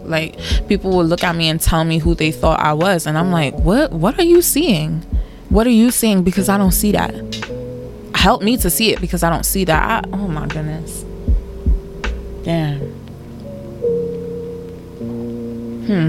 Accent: Nigeria; I love being Nigerian

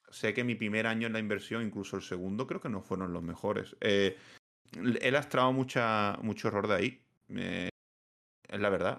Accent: Seville, Andalusia, Spain; now in Badajoz, Spain; soy de Sevilla

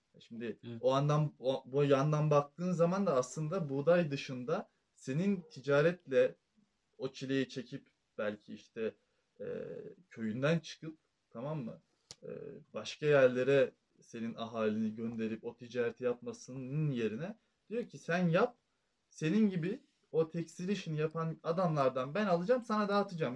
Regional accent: Trabzon, Turkey

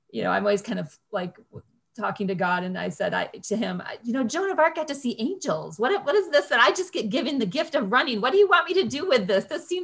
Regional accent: Grand Rapids, Michigan, United States; I'm from Grand Rapids.

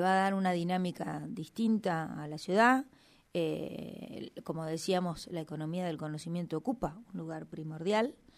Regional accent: Neuquén, Argentina; nací acá, nací en el Hospital Castro Rendón

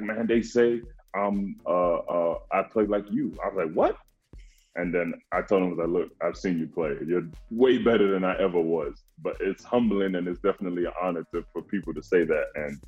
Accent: Ghana; It's my hometown, my home country of Mama Ghana.

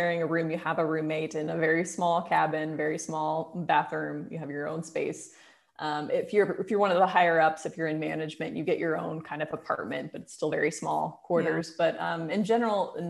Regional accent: United States; moved away as an adult; also born or lived in London; now in Portugal; my hometown in the US

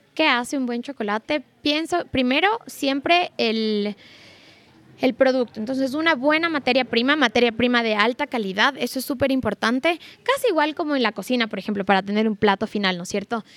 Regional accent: Ecuador; nosotros como ecuatorianos

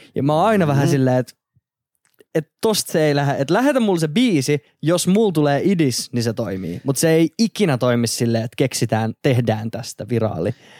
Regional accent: Turku, Southwest Finland, Finland; now in Helsinki, Finland; mä oon siis Turusta kotoisin alun perin

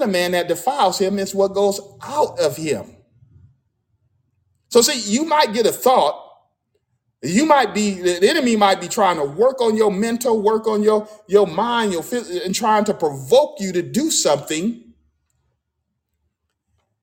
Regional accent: United States; I'm American, you know, African American

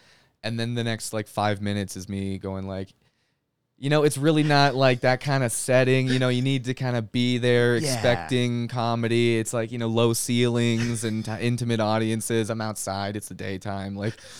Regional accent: Winnipeg, Manitoba, Canada; now in Salt Lake City, United States; so I grew up in Canada

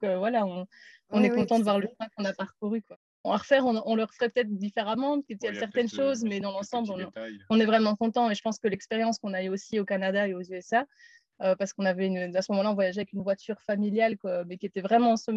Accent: Namur, Wallonia, Belgium; moved away as an adult; also born or lived in Brussels; J'ai eu 30 ans cette année. Je suis de Namur à la base où j'ai fait mes études euh, d'ingénieur de gestion.

